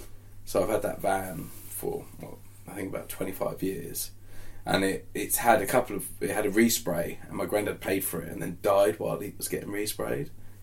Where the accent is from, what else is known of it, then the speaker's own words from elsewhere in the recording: Portsmouth, South East England, United Kingdom; accent: Pompey; I'm from Portsmouth, and sometimes, like, I do slip into a little bit of what we call Pompey.